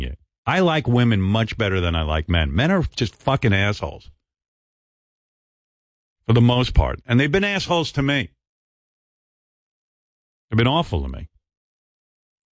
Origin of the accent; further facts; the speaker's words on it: Roosevelt, New York, United States; growing up in Roosevelt, where I was the only white guy